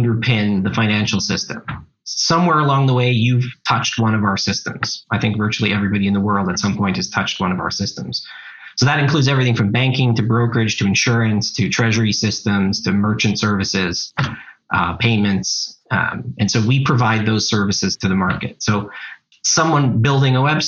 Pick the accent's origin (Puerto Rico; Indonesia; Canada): Canada; also born or lived in Montreal; I'm Canadian. Doesn't always come across, but I live in Montreal, but I work globally